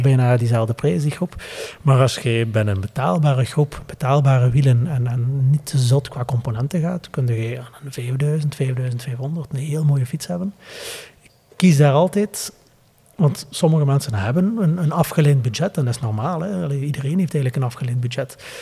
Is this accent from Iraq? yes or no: no; Flanders, Belgium